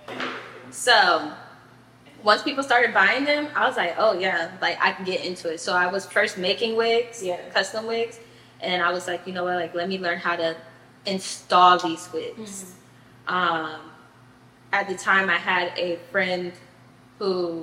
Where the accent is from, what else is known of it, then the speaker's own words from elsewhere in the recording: Miami, Florida, United States; also born or lived in Tallahassee; I'm from Miami.